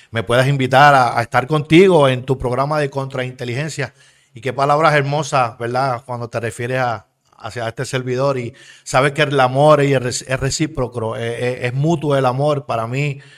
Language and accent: Spanish; Levittown, Puerto Rico; also born or lived in Bayamón; yo nací en Bayamón, en Bayamón, ¿verdad? En 1969. Eh, nacido y criado allí, me crié en Levitown.